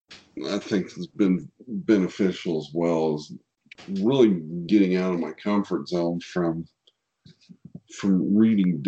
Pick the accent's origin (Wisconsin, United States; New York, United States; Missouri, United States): Missouri, United States; Kansas City; I'm from Kansas City. So I'm from Kansas City. So barbecue is a way of life here in Kansas City.